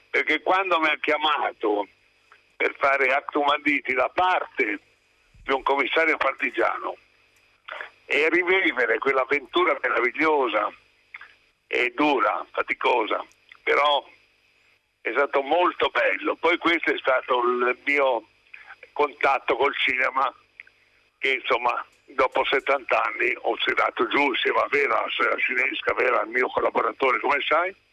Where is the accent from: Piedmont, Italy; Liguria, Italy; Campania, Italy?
Liguria, Italy; Genoa